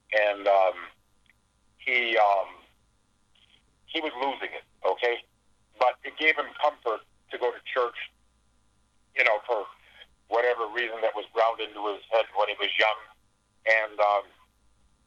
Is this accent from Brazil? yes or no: no; Canada; moved away; also born or lived in Hawaii; I'm a Canadian. I was born in Canada